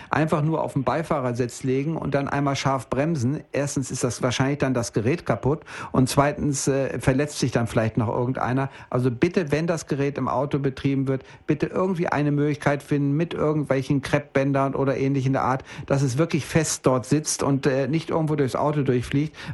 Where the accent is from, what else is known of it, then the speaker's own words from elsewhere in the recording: Bielefeld, North Rhine-Westphalia, Germany; Ich komme ja nur aus Norddeutschland, aus dem schönen Bielefeld.